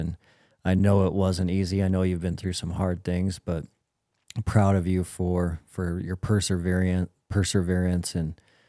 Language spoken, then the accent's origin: English; Minnesota, United States; I am not a hunter. I'm not a mountain person. I'm a flatlander from Minnesota. I am 76 years old